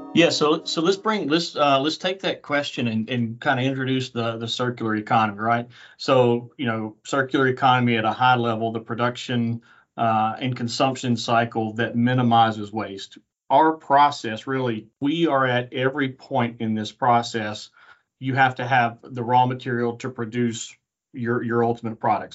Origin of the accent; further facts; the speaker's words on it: Middle Tennessee, United States; moved away; also born or lived in Auburn, Alabama; I grew up in Middle Tennessee